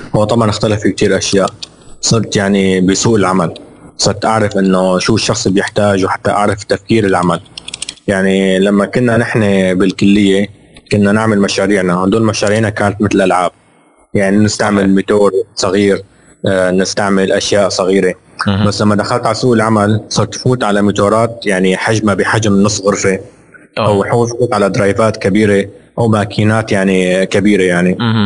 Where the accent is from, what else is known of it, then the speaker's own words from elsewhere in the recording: Syria; moved away as an adult; now in Jeddah, Saudi Arabia; ودارس بسوريا، انا من يعني انا سوري ولدان بسوريا